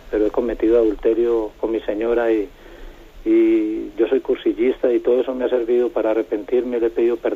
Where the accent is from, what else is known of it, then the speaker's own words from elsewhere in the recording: Colombia; moved away as an adult; now in Spain; yo soy colombiano y llevo nueve años aquí en España